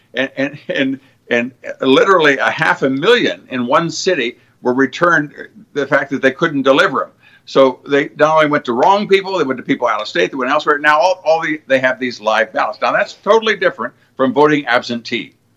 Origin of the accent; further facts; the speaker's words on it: Cincinnati, Ohio, United States; I'm from Cincinnati